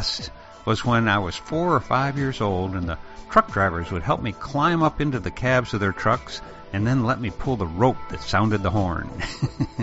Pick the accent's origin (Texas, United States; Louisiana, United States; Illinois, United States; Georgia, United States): Illinois, United States; a small town just outside of Chicago; in the small town where I grew up just outside of Chicago